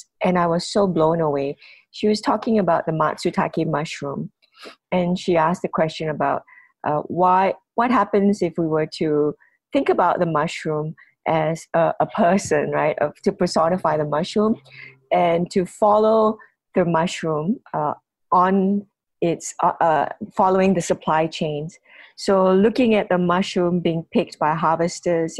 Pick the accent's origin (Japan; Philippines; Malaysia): Malaysia; Penang; as a Malaysian, first of all, and maybe even more importantly, as a Penangite, as a Nyonya from Penang